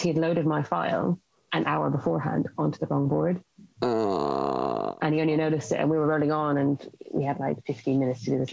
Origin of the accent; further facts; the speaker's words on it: Ireland; moved away; I'm originally from Ireland